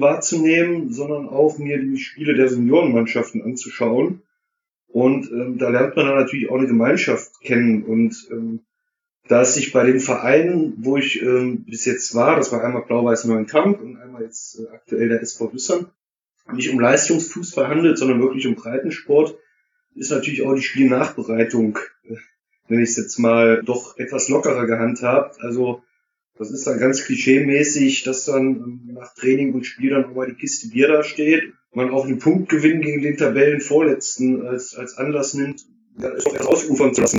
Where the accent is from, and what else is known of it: Erfurt, Thuringia, Germany; born or raised there; moved away as an adult; now in Duisburg, Germany